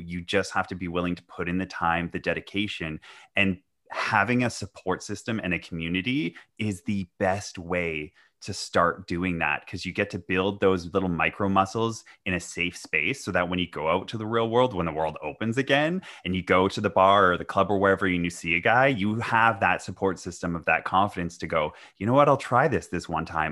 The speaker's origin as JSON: {"language": "English", "town": "Vancouver", "region": "British Columbia", "country": "Canada", "said": "I'm from Vancouver"}